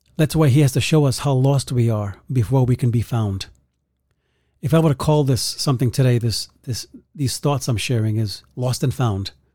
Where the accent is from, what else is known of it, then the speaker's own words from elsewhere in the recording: New York City, New York, United States; growing up in the Bronx